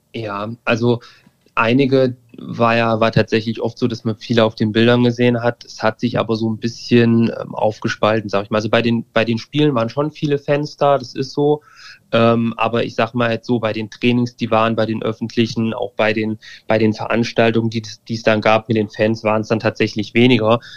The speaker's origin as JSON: {"language": "German", "area": "near Fulda", "region": "Hesse", "country": "Germany", "said": "ich komme aus der Nähe von Fulda ähm, also irgendwie Mitteldeutschland."}